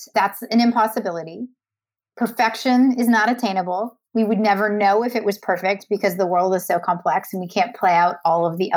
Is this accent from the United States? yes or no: no; Canada; I'm Canadian.